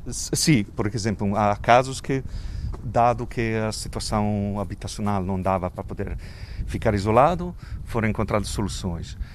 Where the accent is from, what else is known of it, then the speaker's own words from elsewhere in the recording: Italy; Portuguese is a second language; moved away as an adult; now in Lisbon, Portugal; tenho esse acento, sotaque esquisito, porque sou italiano, eh, mas vivo em Portugal já desde 2001.